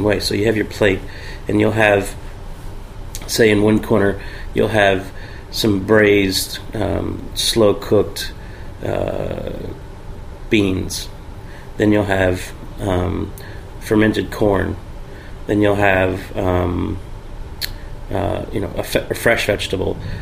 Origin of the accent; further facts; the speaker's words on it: Virginia, United States; moved away as an adult; now in Charleston, United States; I'm originally from Virginia